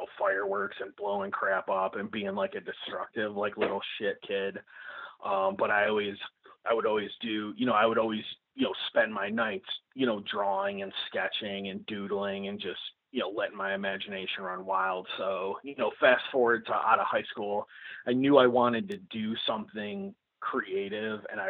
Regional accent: Illinois, United States; I'm just a dude from Illinois

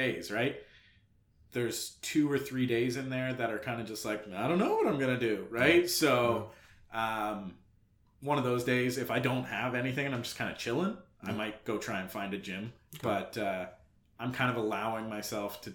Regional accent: outside of Ottawa, Ontario, Canada; moved away; my hometown where I'm going to is outside of Ottawa

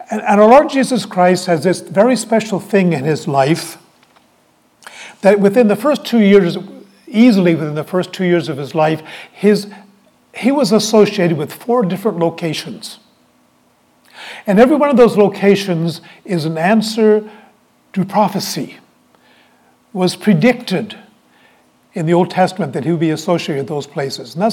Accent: Halifax, Nova Scotia, Canada; moved away; also born or lived in Toronto / Saint John; I was born in Toronto. When I was nine months old, I had the good sense to say to my parents, We're leaving this place. And our family moved to Halifax. And I lived in Halifax

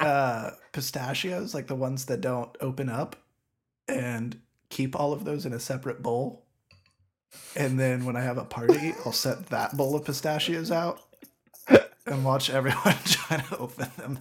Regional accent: southwestern Ohio, United States; my hometown, which is in southwestern Ohio

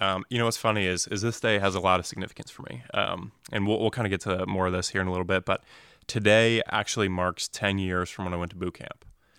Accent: Phoenix, Arizona, United States; also born or lived in New Jersey; And so I grew up in North Phoenix and Anthem.

